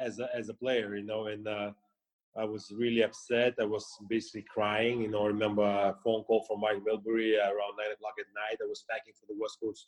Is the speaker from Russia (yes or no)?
yes; Russia; moved away as an adult; also born or lived in United States; growing up in the Soviet Union